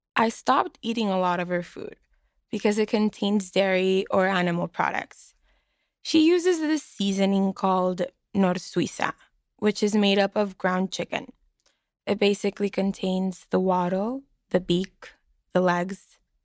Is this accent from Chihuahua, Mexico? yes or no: no; Mexicali, Baja California, Mexico; now in Boston, United States